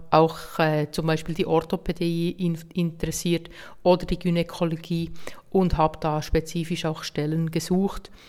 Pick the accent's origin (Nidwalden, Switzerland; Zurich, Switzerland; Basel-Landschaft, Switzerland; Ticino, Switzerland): Nidwalden, Switzerland; Hergiswil; mein Triathlon-Club in Hergiswil, wo ich herkomme, motiviert